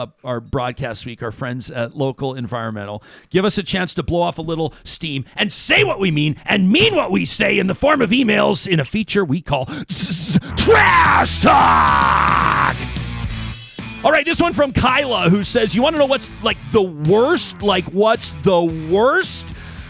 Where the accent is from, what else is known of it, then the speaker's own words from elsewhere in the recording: Saskatchewan, Canada; born there; moved away; I was born in Saskatchewan, but I've lived here for almost 20 years